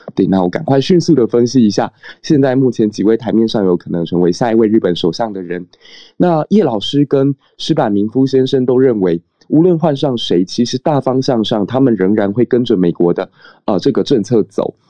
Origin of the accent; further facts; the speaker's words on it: Taiwan; 身为台湾人